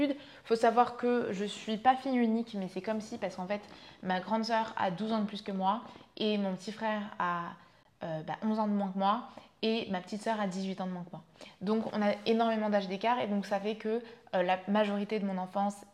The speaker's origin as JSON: {"language": "French", "country": "Vietnam", "tie": "born or raised there", "also_born_or_lived": "France", "said": "j'ai grandi, donc je suis née en France, je suis allée vivre au Vietnam. Quand j'avais deux ans, mes parents se sont séparés."}